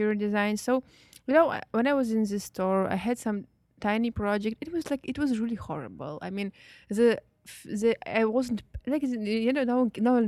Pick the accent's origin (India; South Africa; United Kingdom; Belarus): Belarus; moved away as an adult; also born or lived in St. Petersburg, Russia; I was born in, I was raised in Belarus in like tiny, tiny little city